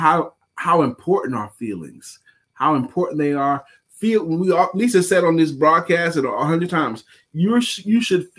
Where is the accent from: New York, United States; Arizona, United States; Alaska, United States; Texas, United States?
New York, United States; I was born and raised in New York too.